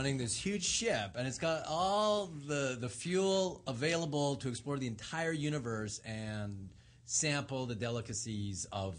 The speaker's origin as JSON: {"language": "English", "town": "Montreal", "region": "Quebec", "country": "Canada", "tie": "born or raised there", "said": "it's snowy in Montreal, which is where I grew up."}